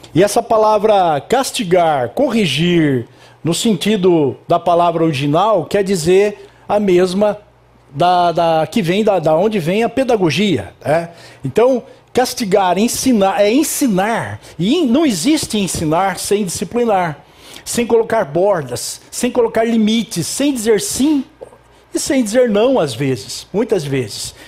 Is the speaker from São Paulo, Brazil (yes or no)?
yes; Itapetininga, São Paulo, Brazil; Eu sou de Itapetininga